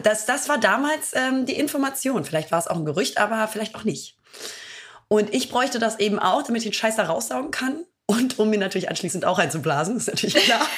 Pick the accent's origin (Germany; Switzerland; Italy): Italy; als Italienerin